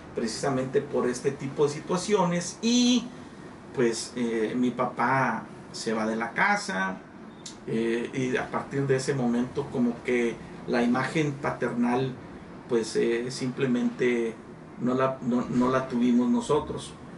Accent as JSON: {"language": "Spanish", "town": "Nueva Rosita", "region": "Coahuila", "country": "Mexico", "tie": "born or raised there", "moved": "yes", "lives_now": "Piedras Negras, Mexico", "said": "soy originario de Nueva Rosita, Coahuila, pero pues adoptado aquí en piedra Negras, Coahuila"}